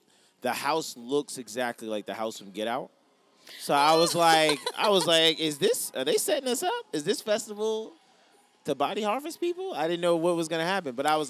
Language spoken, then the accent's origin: English; Yonkers, New York, United States; also born or lived in Washington, D.C.; now in New York City, United States; I'm from Yonkers, New York.